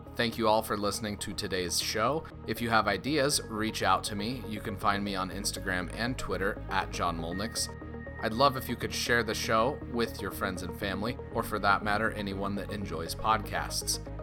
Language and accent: English; Loveland, Colorado, United States; my hometown, Loveland, Colorado